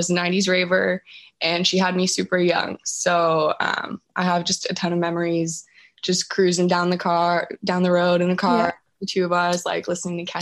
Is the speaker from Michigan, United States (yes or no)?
no; California, United States; moved away as an adult; also born or lived in Washington; now in Jacksonville, United States; I grew up in California, but I moved up to Washington to go to the University of Washington